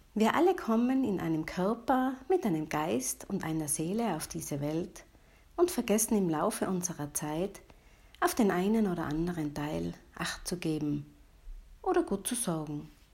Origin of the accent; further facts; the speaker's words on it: Tyrol, Austria; gebe hier in meiner Heimat in der schönen Bergwelt von Tirol Kurse